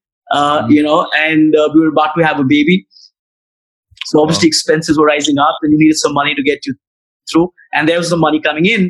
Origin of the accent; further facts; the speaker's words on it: New Delhi, Delhi, India; I'm from New Delhi, which is the capital of India